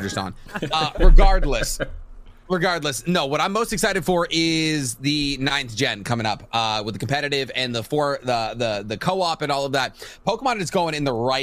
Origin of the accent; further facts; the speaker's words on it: Boston, Massachusetts, United States; I'm from Boston